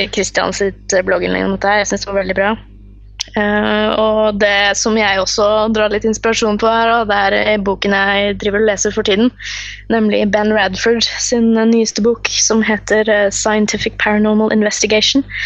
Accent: Fredrikstad, Østfold, Norway; born or raised there

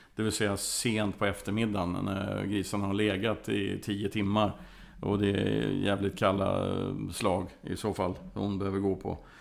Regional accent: Värmland forests, Sweden; Jag kommer från, delvis från Värmlandsskogarna

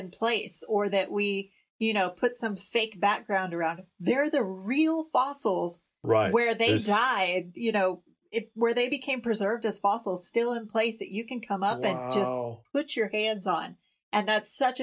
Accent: Arkansas, United States; moved away; also born or lived in Oklahoma; I grew up in Oklahoma and Arkansas

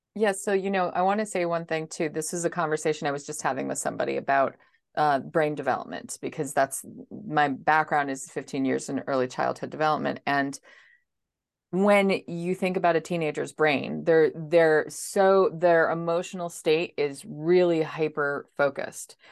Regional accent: New Jersey, United States; I am actually from New Jersey, so I'm coming to you on the East Coast.

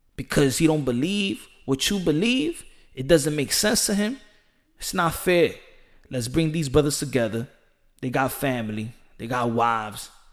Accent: United States; As an American

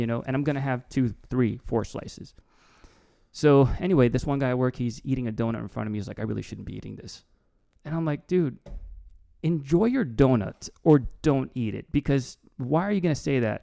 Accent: East Brunswick, New Jersey, United States; born or raised there; also born or lived in Newark, New Jersey

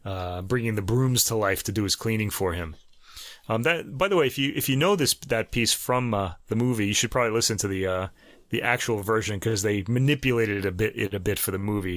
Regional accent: New York, United States; accent: New York; my New York accent?

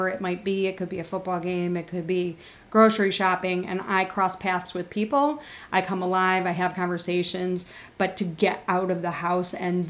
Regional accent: Buffalo, New York, United States; where I grew up in Buffalo.

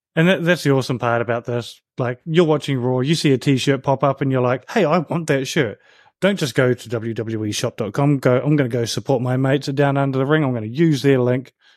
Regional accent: New Zealand; I grew up in New Zealand

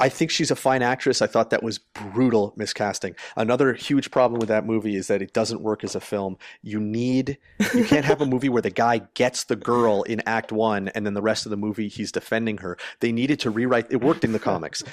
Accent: Canada; as a Canadian

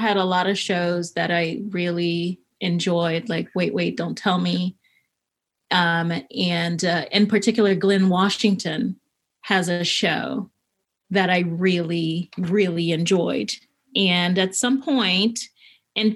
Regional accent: Haiti; now in Los Angeles, United States; I was born and raised in Haiti.

